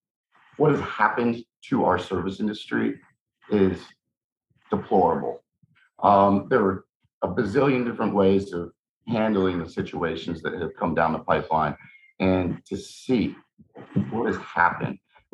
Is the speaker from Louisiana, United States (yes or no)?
yes; New Orleans, Louisiana, United States; also born or lived in San Salvador, El Salvador; I'm not originally from here. I was born in San Salvador, El Salvador. And I was adopted out of a war zone to New Orleans. My mother is from here.